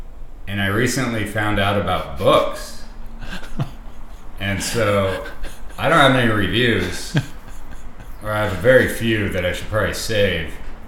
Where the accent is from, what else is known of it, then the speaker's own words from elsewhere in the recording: Pacific Northwest, United States; Well, as you know, we're from the Pacific Northwest.